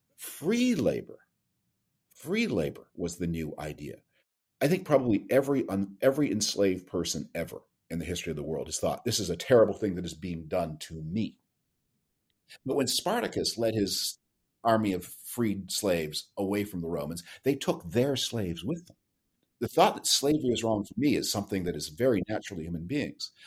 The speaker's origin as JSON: {"language": "English", "country": "Canada", "tie": "born or raised there", "moved": "yes", "said": "I grew up in Canada."}